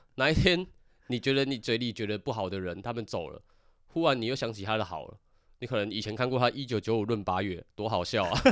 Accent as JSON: {"language": "Chinese", "country": "Taiwan", "said": "表现出来给我们台湾人看"}